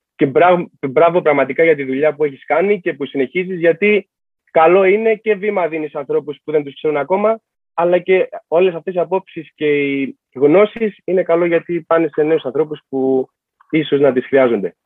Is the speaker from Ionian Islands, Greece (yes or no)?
no; Rhodes, South Aegean, Greece; είμαι και από Ρόδο. Δεν είμαι ούτε από Αθήνα ούτε από Θεσσαλονίκη.